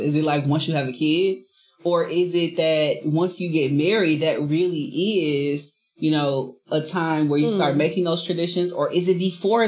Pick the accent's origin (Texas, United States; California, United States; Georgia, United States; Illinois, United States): Illinois, United States; Chicago; moved away as an adult; We moved from Chicago, where I lived my entire life